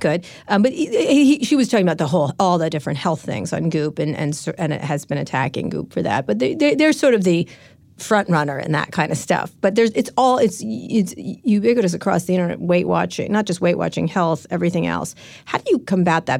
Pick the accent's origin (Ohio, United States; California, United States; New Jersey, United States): California, United States; San Francisco; I'm from San Francisco